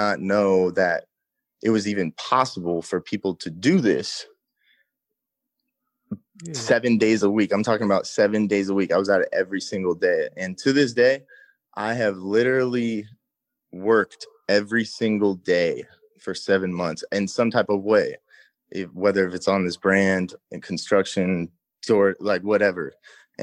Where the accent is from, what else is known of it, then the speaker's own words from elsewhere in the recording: Seattle, Washington, United States; also born or lived in Los Angeles, California; I'm from Seattle